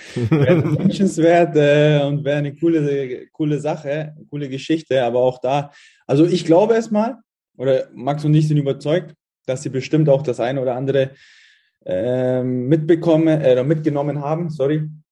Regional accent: Munich, Bavaria, Germany; also born or lived in Halle; now in Fürth, Germany; komme ich aus, aus München ne? und die Eltern sind dort auch noch in der Gegend wohnhaft

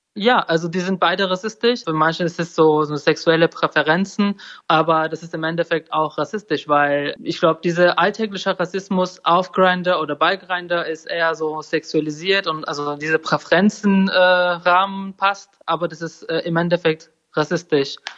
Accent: Turkey; German is a second language; moved away as an adult; also born or lived in Sweden; now in Germany; ich komme ja aus der Türkei

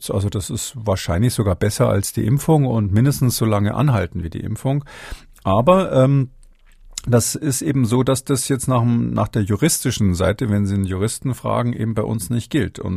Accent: Swabia, Germany; Aber ich bin kein Sachse, ich bin Schwabe.

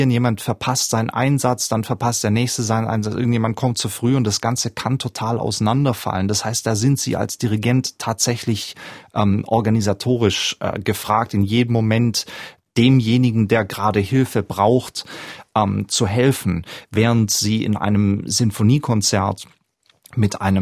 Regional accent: Southern Germany, Germany; Ich komme aus Süddeutschland, wo jedes Dorf so einen Musikverein hat.

